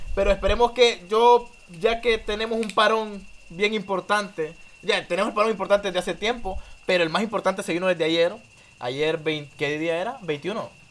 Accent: Danlí, El Paraíso, Honduras; nosotros somos de Danlí

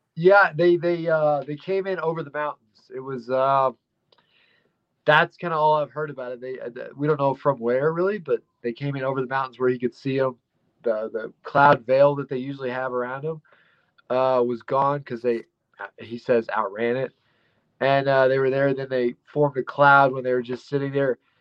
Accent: Dumas, Texas, United States; also born or lived in Blind Frog Ranch; I'm from Texas, uh, around Amarillo area, right north of there, called Dumas, Texas

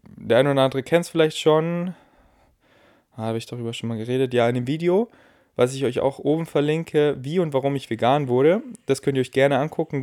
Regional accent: Munich, Bavaria, Germany; Ich war hier in München, wo ich groß geworden bin

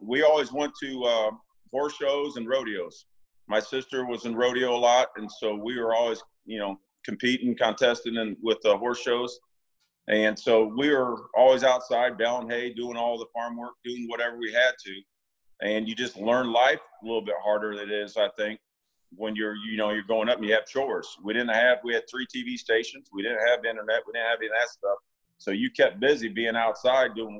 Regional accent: Washington, Illinois, United States; I grew up outside of Washington, Illinois. It's just right outside of Peoria.

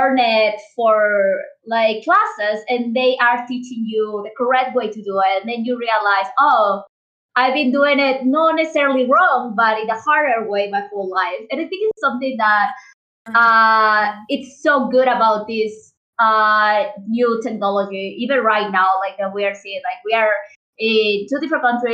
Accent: Mexico; I'm 26, so and I'm from Mexico

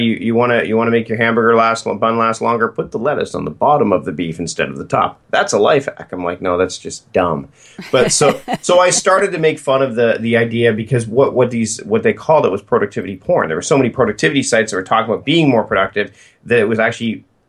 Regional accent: Hamilton, Ontario, Canada; moved away as an adult; also born or lived in Port Coquitlam, British Columbia / Victoria, British Columbia; I'm originally from Hamilton, Ontario

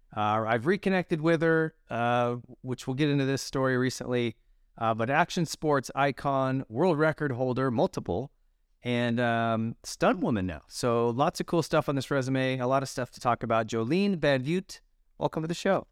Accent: Montana, United States; I'm from Montana

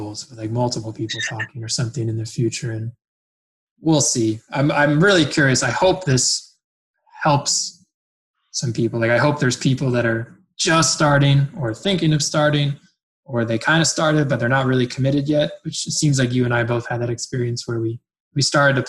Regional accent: New Jersey, United States; moved away as an adult; now in Canada; I'm originally from New Jersey

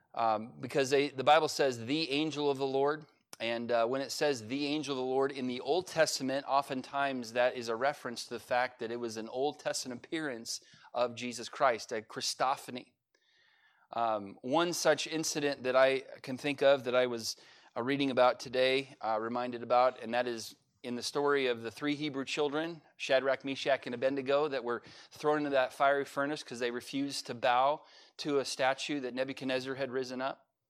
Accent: California, United States; now in Oklahoma, United States; I'm from California

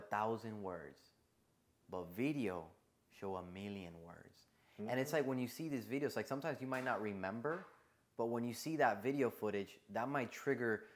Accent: Puerto Rico; born or raised there; moved away; also born or lived in Miami

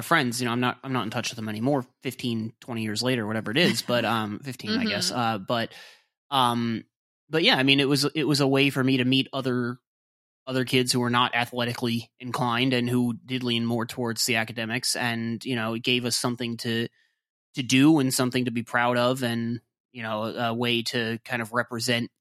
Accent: a little bit south of Baltimore, Maryland, United States; I grew up a little bit south of Baltimore.

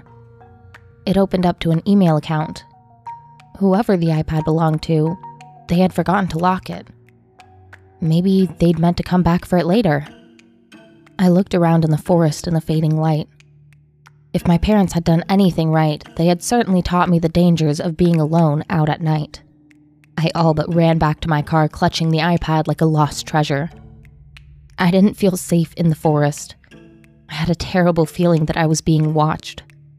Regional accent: Utah, United States; I grew up in Utah, and therefore, during most of my childhood, I was a devout member of the Mormon Church.

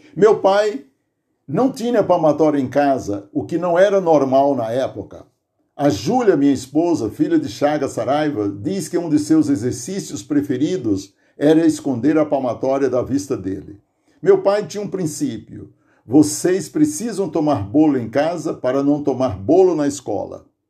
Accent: Aurora, Ceará, Brazil; now in Santo André, Brazil; natural do Tipi, distrito de Aurora, Ceará

